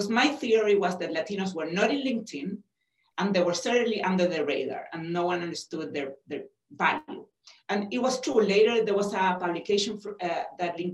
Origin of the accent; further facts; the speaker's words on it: Chile; accent: Chilean; moved away as an adult; also born or lived in New Mexico; now in United States; I come from Chile, but I was born in the US. My father was Italian, and I was raised in Chile